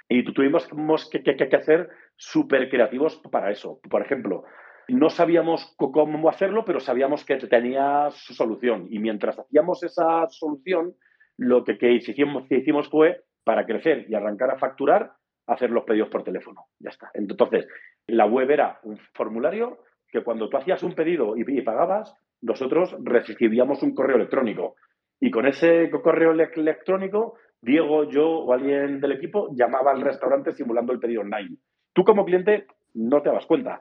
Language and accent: Spanish; Andalusia, Spain; moved away as an adult; now in Mexico; soy español, o sea, súper breve, eh, del sur de España, eh, andaluz. En México llevo como unos nueve años ya